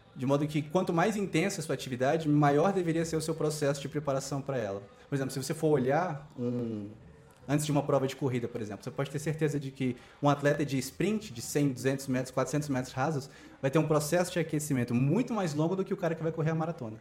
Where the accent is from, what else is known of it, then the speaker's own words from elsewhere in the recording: Brazil; moved away as an adult; now in Beijing, China; sou brasileiro.